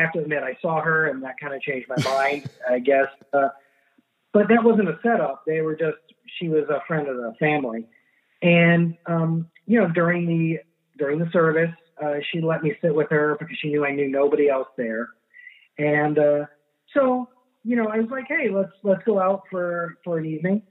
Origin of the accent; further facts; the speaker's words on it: Miami, Florida, United States; also born or lived in Ann Arbor, Michigan / California; I was uh, raised here in Miami. I was born in Ann Arbor, Michigan